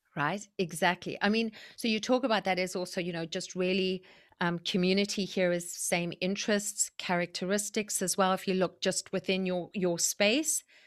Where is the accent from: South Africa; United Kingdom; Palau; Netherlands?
South Africa; also born or lived in Zimbabwe; now in Vancouver, Canada; I was born in South Africa, And I was raised in South Africa and Zimbabwe